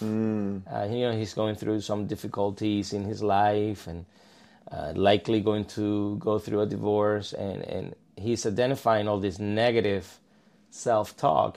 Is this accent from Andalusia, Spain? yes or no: yes; Malaga, Andalusia, Spain; moved away as an adult; also born or lived in Palma de Mallorca, Spain; now in Katy, United States; I'm originally from Spain. Uh, I grew up in Malaga, which is southern Spain. I was born in Palma